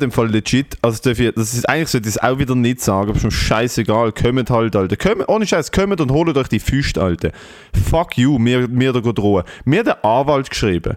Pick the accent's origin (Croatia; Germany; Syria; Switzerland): Switzerland; ich so mit 14, ich so, ja, ich komme aus der Schweiz